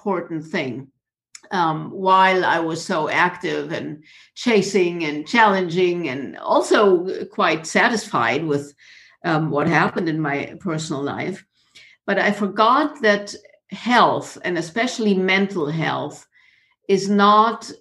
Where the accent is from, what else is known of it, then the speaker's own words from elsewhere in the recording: Munich, Bavaria, Germany; moved away as an adult; also born or lived in South Africa / Japan / Florida, United States; I was born in Munich in Bavaria in Germany, which is pretty much south of Germany.